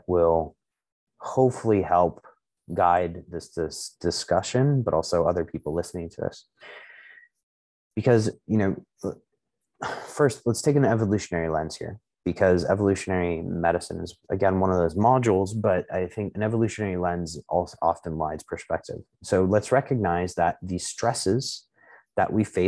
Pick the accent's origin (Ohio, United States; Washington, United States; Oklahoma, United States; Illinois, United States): Illinois, United States; Chicago; I was born in Chicago, but like my ancestral heritage is a amalgamation of Eastern European